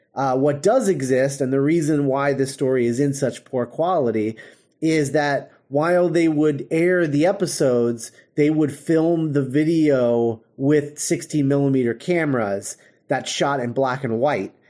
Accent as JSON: {"language": "English", "country": "United States", "said": "we're, um, automatically dismissed because we're American."}